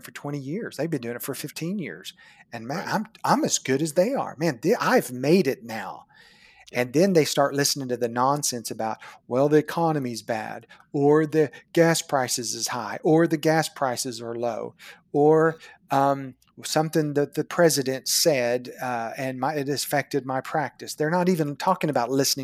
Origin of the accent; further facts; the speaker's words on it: Chickasha, Oklahoma, United States; my hometown of Chickasha, Oklahoma, population 17,000